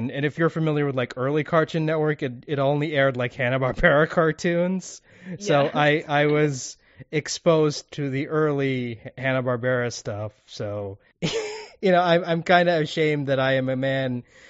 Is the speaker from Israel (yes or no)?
no; Kuwait; English is a second language